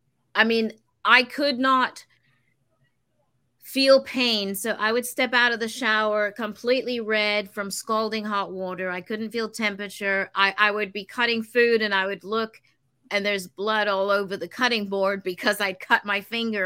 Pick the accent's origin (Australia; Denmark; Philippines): Denmark; because I lived in a very, very big Victorian house back home in Denmark.